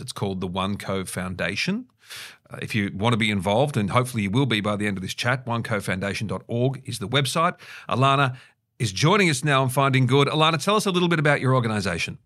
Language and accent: English; Australia; growing up in Australia in the, in the early eighties